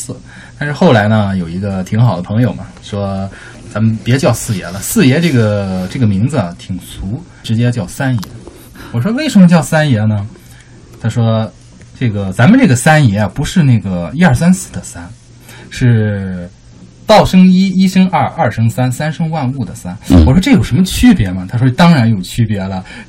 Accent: Jinan, Shandong, China; 对，山东济南，

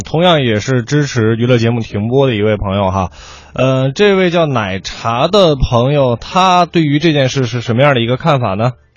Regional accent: Huairou, Beijing, China; also born or lived in Tongzhou, Beijing; 我的老家怀柔

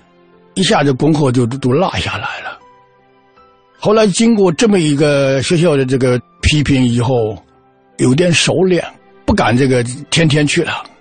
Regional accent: Xianyou, Fujian, China; also born or lived in Putian; 我三岁的时候，就全家就到了仙游。

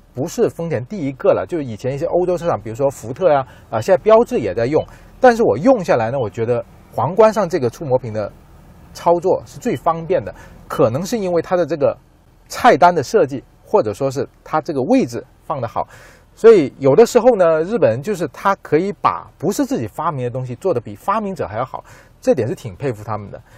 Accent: southern China, China; 和我一样在南方长大

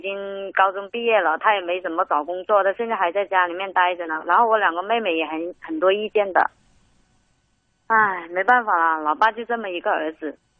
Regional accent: Guangdong, China; 我们广东人

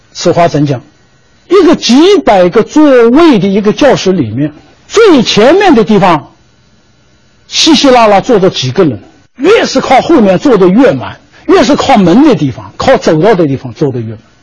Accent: China; 我们中国人讲礼尚往来的啊

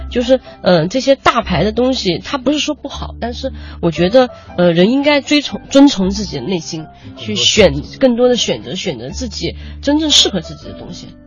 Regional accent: China; 这是我们中国人，呃，包括可能是亚洲人的一种独特的气质吧

